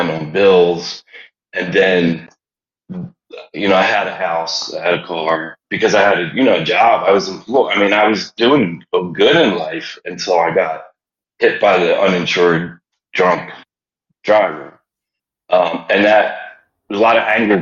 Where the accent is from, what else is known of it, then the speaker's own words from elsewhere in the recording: Philadelphia, Pennsylvania, United States; moved away as an adult; I grew up in the Germantown section of Philadelphia.